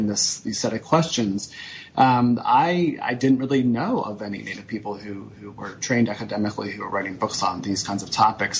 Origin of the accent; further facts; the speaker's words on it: Pennsylvania, United States; I grew up in Pennsylvania, in these lovely farmland rolling hills of southeastern Pennsylvania where the Amish and Mennonites are.